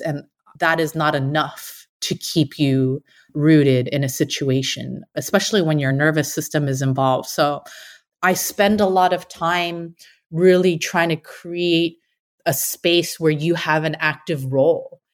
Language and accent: English; San Francisco Bay Area, California, United States; born or raised there